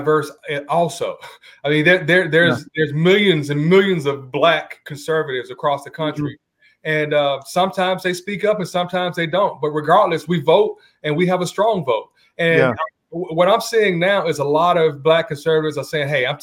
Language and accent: English; Atlanta, Georgia, United States; also born or lived in Macon, Georgia; I was raised in Metro Atlanta in Cobb County